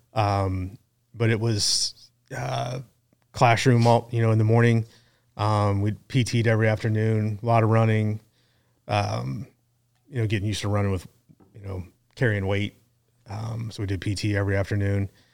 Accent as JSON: {"language": "English", "town": "Kansas City", "region": "Missouri", "country": "United States", "tie": "born or raised there", "said": "born and raised in Kansas City"}